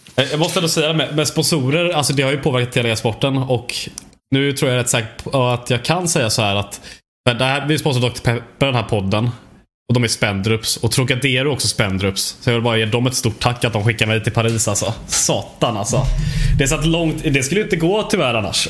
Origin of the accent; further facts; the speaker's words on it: Sweden; vi är svenskar